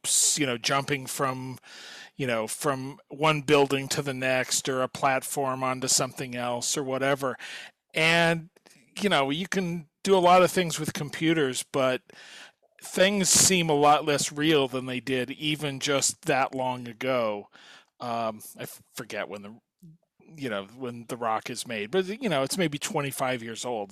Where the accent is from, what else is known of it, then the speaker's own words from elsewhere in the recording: Kansas, United States; I grew up in Kansas